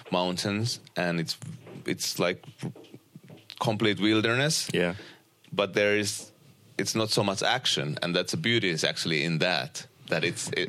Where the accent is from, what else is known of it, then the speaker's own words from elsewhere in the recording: Uusimaa, Finland; uh, close to Helsinki